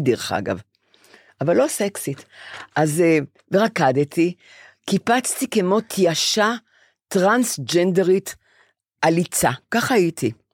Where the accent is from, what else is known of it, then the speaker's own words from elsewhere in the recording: Bnei Brak, Tel Aviv District, Israel; also born or lived in Ramat Gan; עברנו ל... לגור עם, עם סבא שלי בבני ברק לשלוש آ- אה. שנים, כי בנו בית ברמת גן